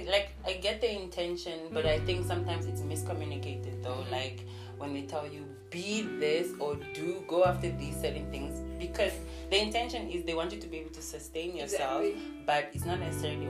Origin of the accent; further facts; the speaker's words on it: Namibia; also born or lived in Nigeria; I don't say I'm Nigerian or Namibian. I'm African. Like, oh, which area were you born? I was born in Nigeria, but I grew up here.